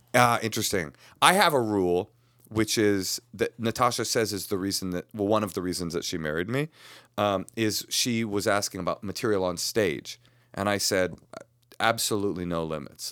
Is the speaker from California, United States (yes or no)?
yes; Bay Area, California, United States; I was raised in the Bay Area